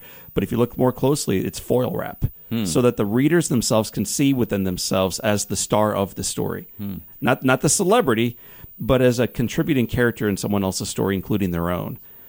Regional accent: De Pere, Missouri, United States; I'm a nine-year-old kid growing up in DePere, Missouri.

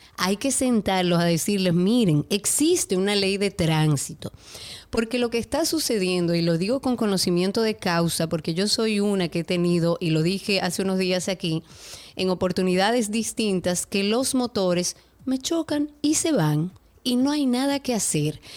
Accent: Dominican Republic; now in Buenos Aires, Argentina; yo soy caribeña

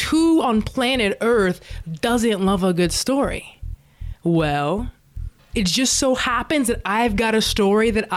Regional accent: Dallas, Texas, United States; born or raised there; now in Los Angeles, United States

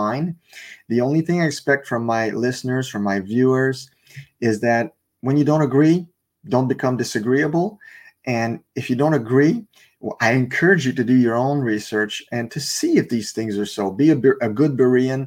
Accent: Canada; English is a second language; I'm Canadian

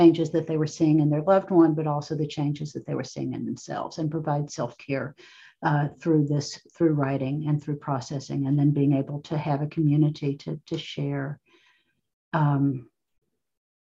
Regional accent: Appalachia, United States; moved away as an adult; now in Cincinnati, United States; when I began writing as a young woman, very young woman, living in an Appalachian community

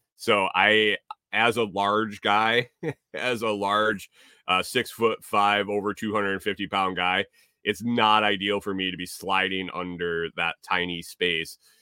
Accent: Minnesota, United States; now in Tennessee, United States; I'm from Minnesota

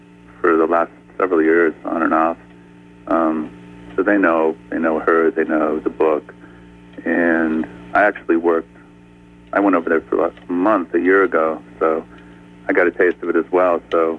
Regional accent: Saint Paul, Minnesota, United States; I'm from St. Paul, so It is home too, and I have a lot of family here.

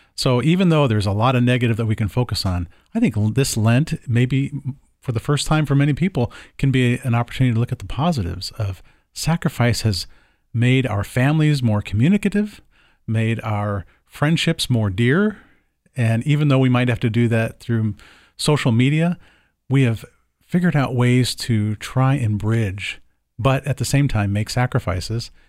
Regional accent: the South, United States; now in Portland, United States; when I was a kid growing up in the South

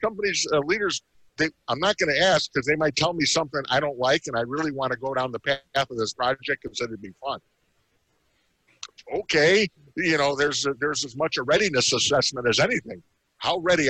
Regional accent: Chicago, Illinois, United States; I'm from Chicago.

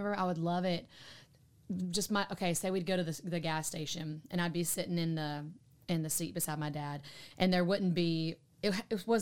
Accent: Somerville, Alabama, United States; also born or lived in Cullman, Alabama; now in Nashville, United States; So I was born in Coleman, Alabama, and then raised in Somerville.

